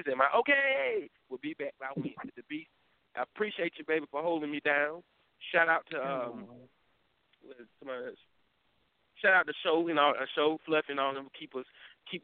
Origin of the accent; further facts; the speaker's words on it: Durham, North Carolina, United States; I am from Durham